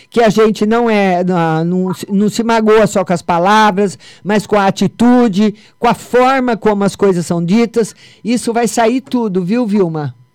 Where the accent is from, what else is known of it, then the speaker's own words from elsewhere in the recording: Votuporanga, São Paulo, Brazil; eu, eu sou de Votoporanga, lembra?